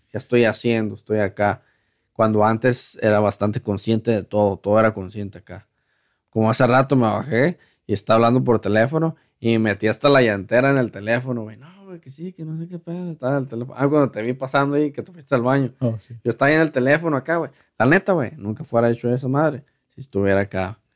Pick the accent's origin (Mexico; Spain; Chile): Mexico; now in United States; como mexicanos